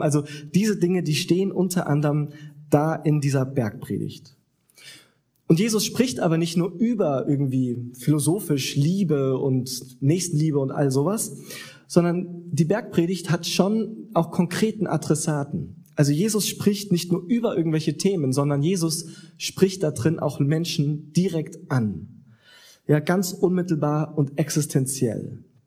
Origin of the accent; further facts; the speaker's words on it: Southern Germany, Germany; moved away; da, wo ich herkomme, in Süddeutschland